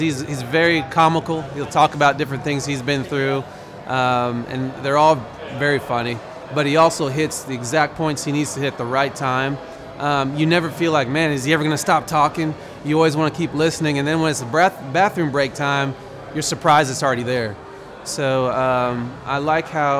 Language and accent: English; Broken Arrow, Oklahoma, United States; I'm from Broken Arrow, Oklahoma.